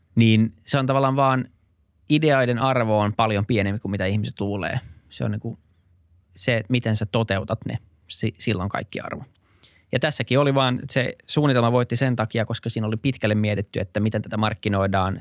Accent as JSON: {"language": "Finnish", "town": "Helsinki", "region": "Uusimaa", "country": "Finland", "tie": "born or raised there", "also_born_or_lived": "Berkeley, United States / New York, United States"}